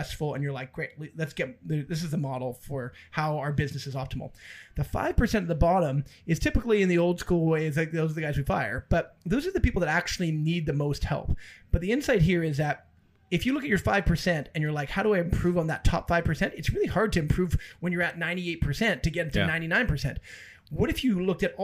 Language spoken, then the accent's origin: English; Abbotsford, British Columbia, Canada; we're from Abbotsford